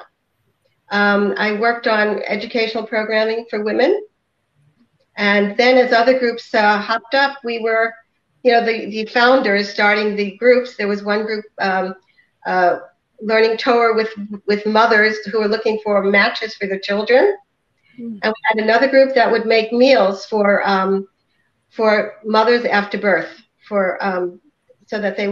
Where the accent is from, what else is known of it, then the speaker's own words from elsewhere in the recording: New York City, New York, United States; moved away as an adult; also born or lived in Brooklyn, New York / Maryland; now in Chicago, United States; I grew up in Staten Island, New York